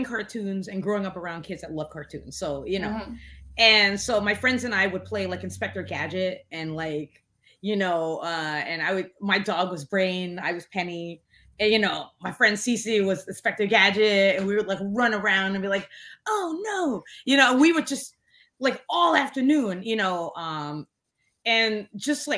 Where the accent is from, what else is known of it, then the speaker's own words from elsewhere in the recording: New York City, New York, United States; also born or lived in Providence, Rhode Island; growing up in Flatbush, like during the 80s